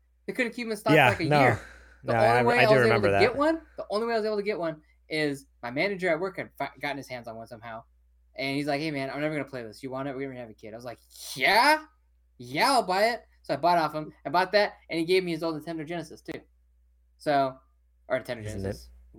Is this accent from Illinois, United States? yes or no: no; Modesto, California, United States; Went all over Modesto, okay? All over my hometown.